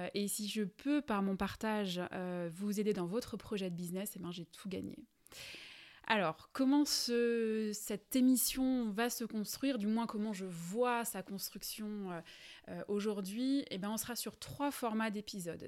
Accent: Alsace, Grand Est, France; accent: Alsatian; je suis alsacienne et je pense que ça doit s'entendre

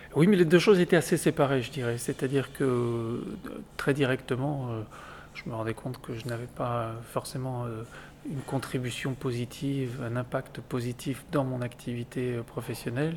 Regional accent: Lille, Hauts-de-France, France; moved away as an adult; also born or lived in Angers / Chile; je suis, je suis né à Lille

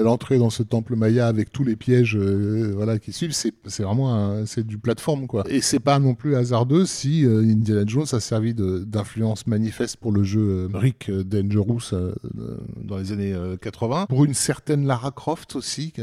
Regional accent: Algeria; en tant qu'Algérien

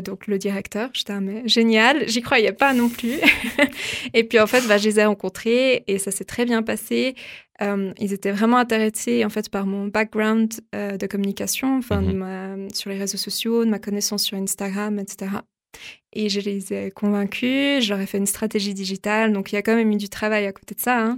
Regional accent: Vaud, Switzerland; also born or lived in Lausanne; je suis lausannoise, mais à la base déjà je viens du Gros de Vaud, enfin dans un petit village

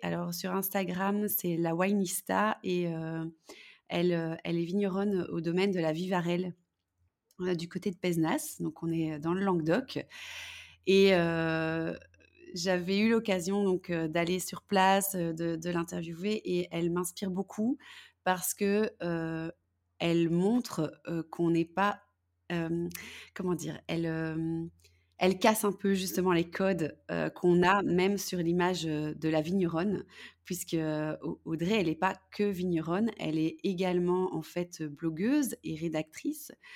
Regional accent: Belgium; je suis belge

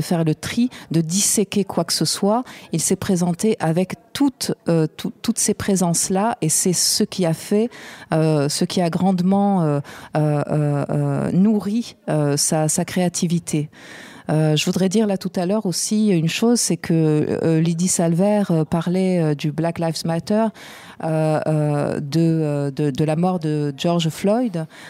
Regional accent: Marseille, Provence-Alpes-Côte d'Azur, France; j'ai grandi à Marseille

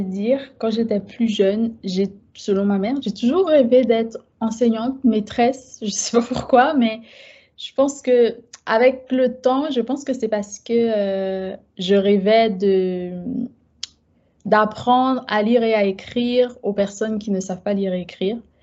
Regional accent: Guadeloupe; moved away as an adult; also born or lived in Haiti; now in France; Je suis née en Guadeloupe, mes parents sont haïtiens, mais euh, j'ai été élevée vraiment, vraiment dans un cocon plutôt haïtien.

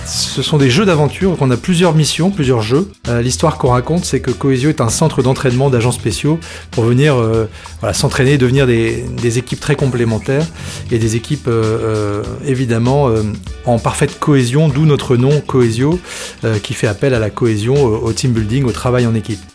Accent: Tourcoing, Hauts-de-France, France; moi je suis vraiment un, enfant du Nord. Hein. Je suis né à Tourcoing. Euh, j'ai toujours vécu dans le Nord

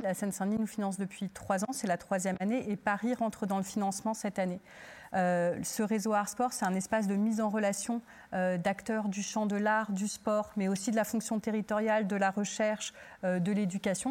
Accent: Turkey; now in France; je suis originaire de Turquie

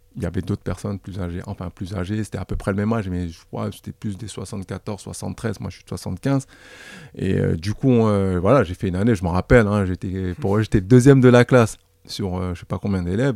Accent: Paris, Île-de-France, France; nous qui avons grandi dans le 19e, qui avons grandi dans le quartier

